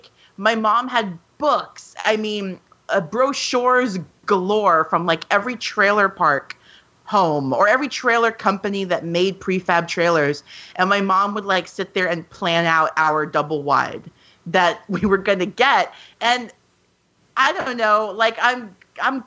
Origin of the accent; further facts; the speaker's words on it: New York, United States; I'm from New York